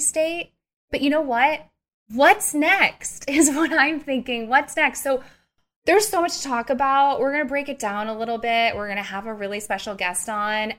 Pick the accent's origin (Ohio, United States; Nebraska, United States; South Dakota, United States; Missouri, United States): Missouri, United States; I'm also from Missouri, which is one of the strictest states